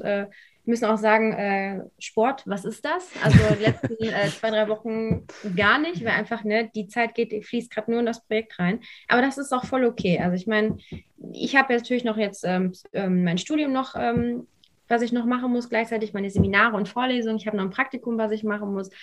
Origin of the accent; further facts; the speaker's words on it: Lüdenscheid, North Rhine-Westphalia, Germany; moved away as an adult; komme ursprünglich aus dem Sauerland, aus Lüdenscheid